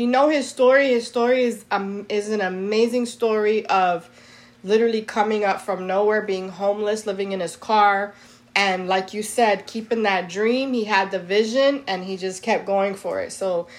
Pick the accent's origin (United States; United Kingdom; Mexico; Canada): United States; New York; moved away as an adult; now in Florida, United States; I grew up in New York my whole life. Okay, except for a few years I lived in Florida when I was a kid, but most of my life I spent in New York